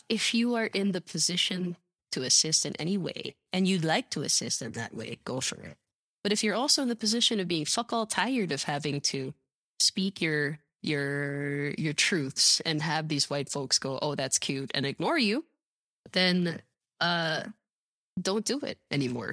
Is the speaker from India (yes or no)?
no; Philippines; me being a Filipina woman